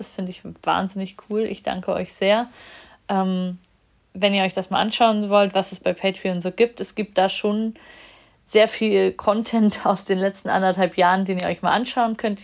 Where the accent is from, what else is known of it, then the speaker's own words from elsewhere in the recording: Germany; in der DDR, wo ich geboren bin